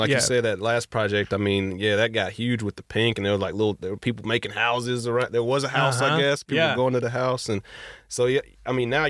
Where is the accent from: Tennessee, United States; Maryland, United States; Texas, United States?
Texas, United States; And I mean, being from where we're from Texas